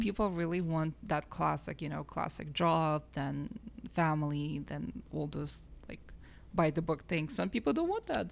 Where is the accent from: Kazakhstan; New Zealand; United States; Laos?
Kazakhstan; now in Canada; I'm originally from Kazakhstan